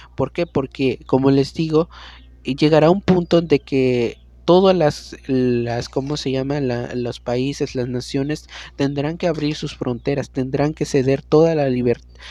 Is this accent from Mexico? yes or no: yes; Mexico; also born or lived in San Luis Potosí; ahorita en mi país, que es México